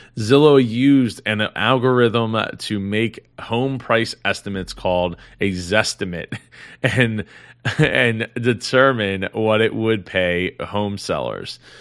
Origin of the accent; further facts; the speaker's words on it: Philadelphia, Pennsylvania, United States; I'm not from California, I'm from Philadelphia